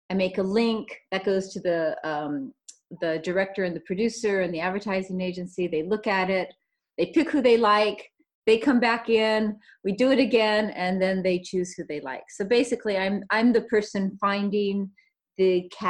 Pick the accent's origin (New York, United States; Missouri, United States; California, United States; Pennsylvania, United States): California, United States; I was born in California. I grew up, uh, we traveled a lot. We moved around a lot as a child. Um, mainly, I lived on the coastal towns of California.